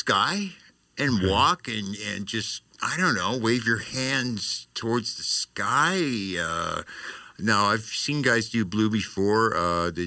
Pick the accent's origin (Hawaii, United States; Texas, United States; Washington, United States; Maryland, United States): Hawaii, United States; I'm Hawaiian